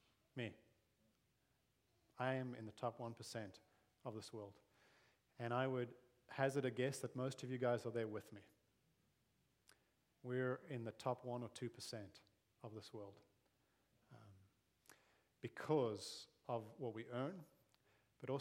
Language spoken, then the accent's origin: English; South Africa; moved away as an adult; also born or lived in Zambia / Malawi / Mozambique; now in Grimes, United States; I grew up in South Africa, grew up under apartheid, and really was amongst the privileged because of my race.